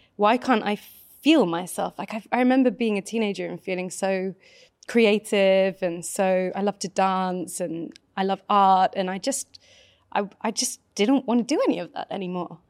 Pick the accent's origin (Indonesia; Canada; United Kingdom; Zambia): United Kingdom; I grew up just outside of London, actually, in the countryside.